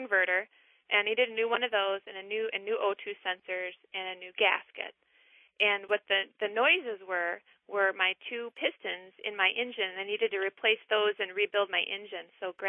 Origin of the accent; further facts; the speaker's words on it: Max, Minnesota, United States; now in River Falls, United States; I'm originally from Max, Minnesota, but I'm calling from River Falls, Wisconsin.